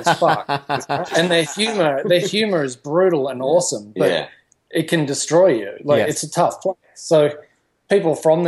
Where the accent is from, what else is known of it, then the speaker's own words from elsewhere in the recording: Northern Territory, Australia; I came from the Northern Territory and I used to come down to Sydney for holidays a lot